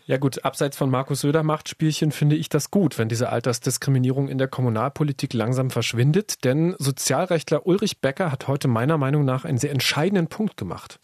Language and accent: German; Germany; bei uns in Deutschland